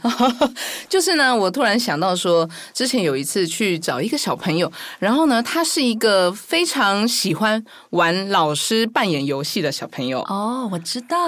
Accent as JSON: {"language": "Chinese", "region": "Kaohsiung", "country": "Taiwan", "tie": "born or raised there", "said": "我是在高雄出生"}